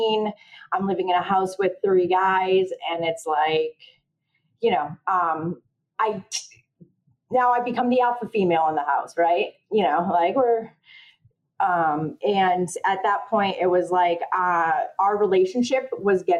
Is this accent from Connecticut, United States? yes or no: yes; Connecticut, United States; I'm from Connecticut